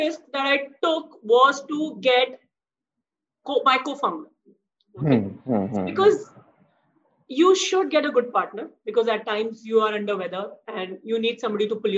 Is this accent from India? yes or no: yes; Jamshedpur, Jharkhand, India; now in Mumbai, India; I grew up in Jamshedpur